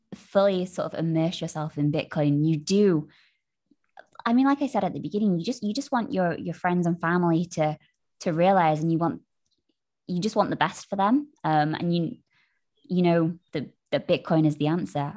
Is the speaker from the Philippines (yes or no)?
no; United Kingdom; being British